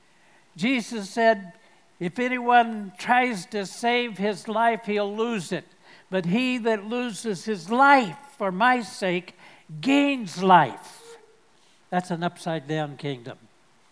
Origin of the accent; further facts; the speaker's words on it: United States; I'm speaking as an American